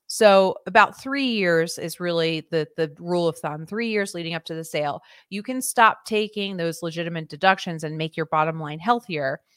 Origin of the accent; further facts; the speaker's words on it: Philadelphia, Pennsylvania, United States; I'm originally from the Philadelphia area